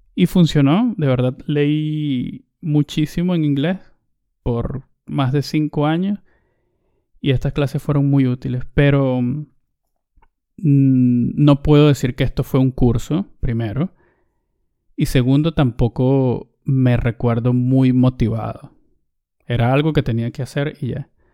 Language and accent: Spanish; Venezuela; Recuerdo que todavía estaba en el bachillerato, o lo que también llamamos en, Venezuela, en mi país, en el liceo. Debía tener yo unos 15 años